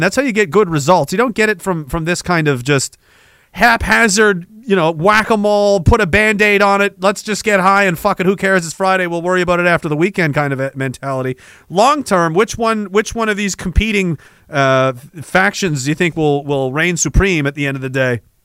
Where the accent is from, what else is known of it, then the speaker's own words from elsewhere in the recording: Canada; I'm Canadian